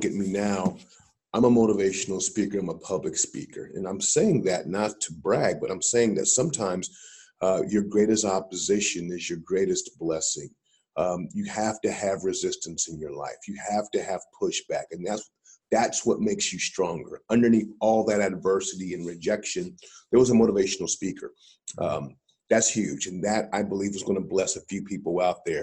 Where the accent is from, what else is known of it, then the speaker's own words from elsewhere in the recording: Columbus, Ohio, United States; I was born and raised in Columbus, Ohio